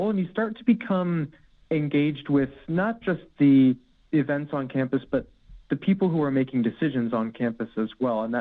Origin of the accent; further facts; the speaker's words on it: Arizona, United States; also born or lived in Florida / United Kingdom; I say I grew up in hmm. Arizona, but indeed I was born in Florida, and uh, for a good chunk of my childhood, I was actually in the UK while my dad was stationed at RAF Lakenheath